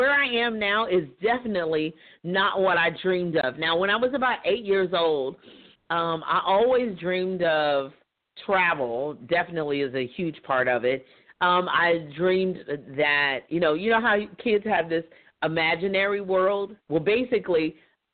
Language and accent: English; Louisville, Kentucky, United States; moved away as an adult; now in Jeffersonville, United States; I was born and raised in Louisville, Kentucky, which is Derby City, USA